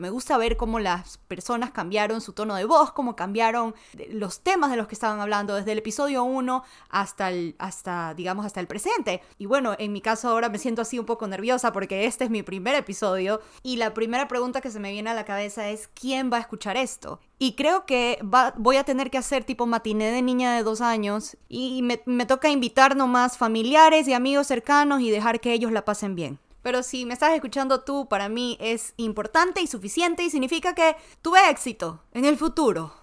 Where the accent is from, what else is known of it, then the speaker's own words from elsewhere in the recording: Ecuador; now in United States; Soy ecuatoriana, pero vivo en Estados Unidos porque mi familia decidió hace como unos 17 años atrás buscar el sueño americano